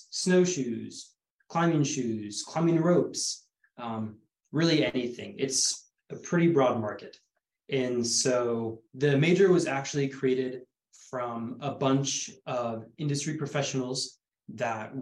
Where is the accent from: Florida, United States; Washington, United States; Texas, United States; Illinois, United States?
Washington, United States; Bellingham; moved away as an adult; now in Bend, United States; I'm from Bellingham, Washington